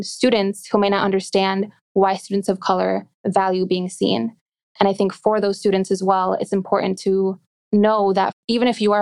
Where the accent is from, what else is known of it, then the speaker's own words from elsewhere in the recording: Glendale, Wisconsin, United States; I've always lived in the suburbs of Milwaukee. That's where I was born and raised